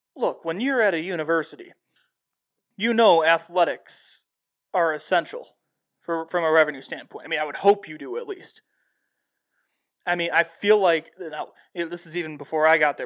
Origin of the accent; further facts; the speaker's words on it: Dwight, Illinois, United States; my hometown of Dwight